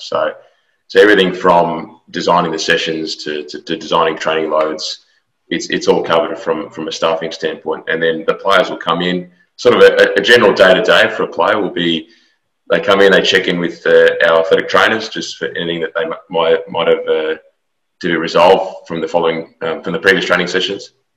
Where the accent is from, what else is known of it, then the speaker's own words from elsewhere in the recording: Australia; moved away as an adult; now in Houston, United States; I'm an Australian native